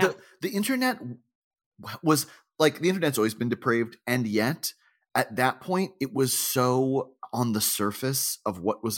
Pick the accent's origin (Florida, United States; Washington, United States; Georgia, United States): Florida, United States; Boca Raton; born there; I'm not, but I was born in Boca Raton and virtually all of my friends were Jewish growing up.